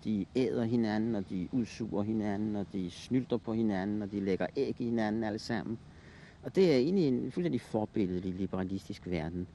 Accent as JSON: {"language": "Danish", "town": "Copenhagen", "region": "Capital Region of Denmark", "country": "Denmark", "tie": "born or raised there", "said": "Jeg boede i nærheden af Østre Anlæg"}